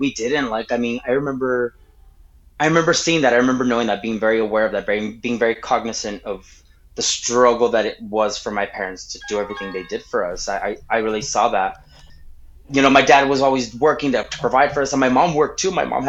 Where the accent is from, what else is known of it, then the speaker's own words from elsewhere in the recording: Anthony, United States; also born or lived in El Paso, Texas; born in El Paso, but we moved to Anthony when I was, like, 4 or 5 years old.